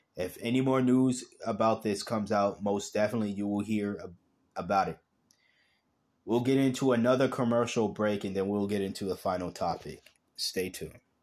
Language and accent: English; United States; I was born in America